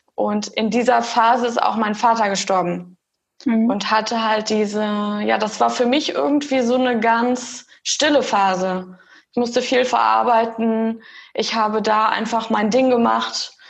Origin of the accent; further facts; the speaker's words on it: Germany; moved away as an adult; also born or lived in Eindhoven, Netherlands; now in Netherlands; habe bis zu meinem, zu dieser Ausbildung in Deutschland gelebt, also bis zu meinem 18., 19. Lebensjahr